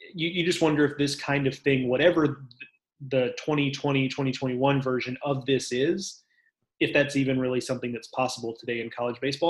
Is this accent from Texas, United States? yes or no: yes; Texas, United States; I'm a Texan